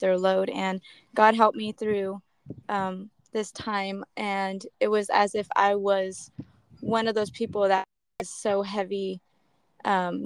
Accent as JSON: {"language": "English", "town": "Modesto", "region": "California", "country": "United States", "said": "I'm from Modesto, California"}